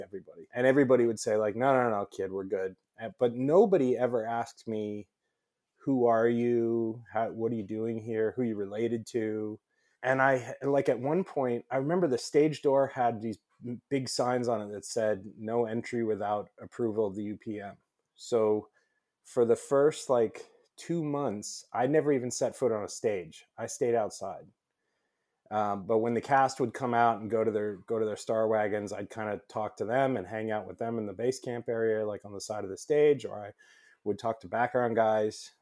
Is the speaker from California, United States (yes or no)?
yes; Los Angeles, California, United States; I grew up in Los Angeles.